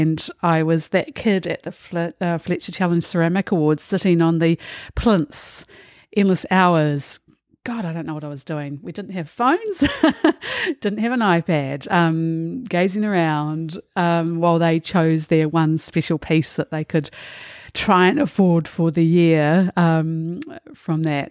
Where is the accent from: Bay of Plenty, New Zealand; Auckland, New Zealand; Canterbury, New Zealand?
Auckland, New Zealand; I grew up in Titarangi in the Waitakere in Auckland